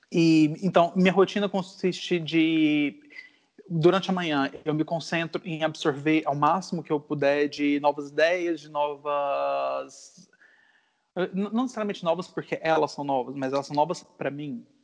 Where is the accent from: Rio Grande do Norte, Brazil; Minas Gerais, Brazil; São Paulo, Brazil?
Rio Grande do Norte, Brazil; Natal; moved away as an adult; also born or lived in Goiânia, Brazil / Brasília, Brazil / California, United States / London, United Kingdom; now in Lisbon, Portugal; Eu nasci em Goiânia, mas muito novo eu me mudei para Natal, no Rio Grande do Norte